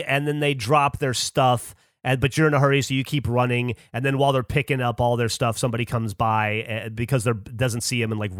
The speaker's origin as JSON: {"language": "English", "region": "Alabama", "country": "United States", "tie": "born or raised there", "also_born_or_lived": "Louisiana / Florida", "said": "You know, I grew up in Alabama a lot. Well, mm-hmm. Most Louisiana, Alabama, Florida, so deep south."}